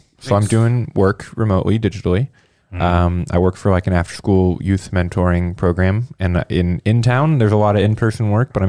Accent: Indianapolis, Indiana, United States; I grew up in Indy, you know, lived in here the first 22 years of my life.

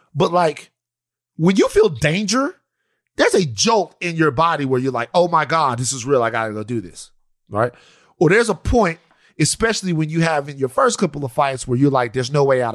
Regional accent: Maringouin, Louisiana, United States; we're from Maringouin, Louisiana. We're from out there

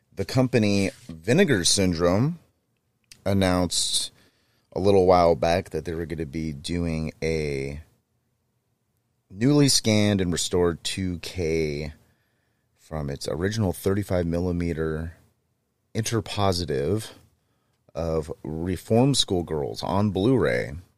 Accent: Manteca, California, United States; my hometown of Manteca, California

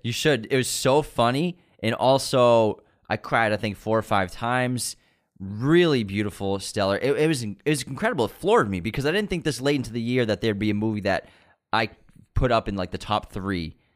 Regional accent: Waltham, Massachusetts, United States; born or raised there

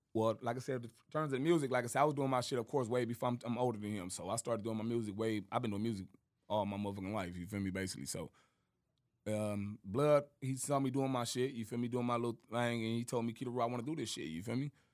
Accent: Compton, California, United States; also born or lived in Moreno Valley, California; I was born in Compton, Compton, California. You feel me? That's where all my family from. You feel me? I was out there for, like I said, for the first like nine years of my life, and then I moved to uh, to the murder

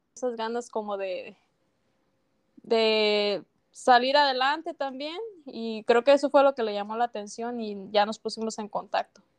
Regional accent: Tumbiscatío, Michoacán, Mexico; Yo soy de México, de Michoacán

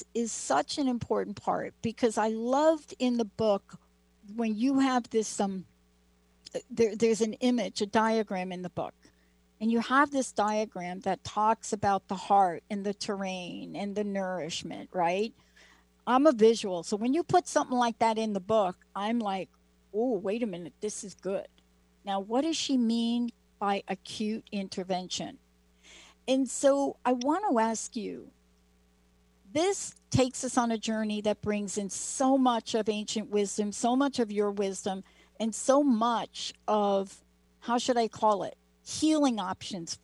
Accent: New York City, New York, United States; I'm from New York, but, what it's like, you've been born in the Bronx. I'm a little bit, don't have quite the accent, but born in the Bronx

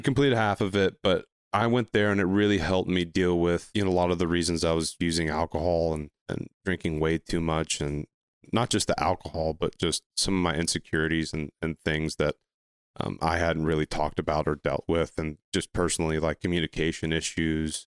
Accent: Ohio, United States; now in Charlotte, United States; I'm from Ohio, but I've been down in the Charlotte area basically since two thousand nine

